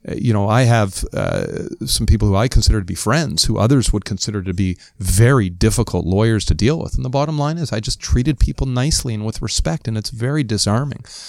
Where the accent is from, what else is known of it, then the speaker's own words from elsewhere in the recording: Toronto, Ontario, Canada; as good Canadians, as good Ontarians, as good Torontonians